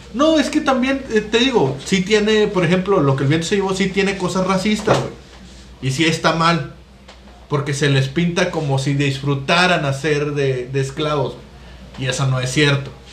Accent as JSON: {"language": "Spanish", "country": "Mexico", "said": "no estamos libres de la cancelación tampoco como mexicanos"}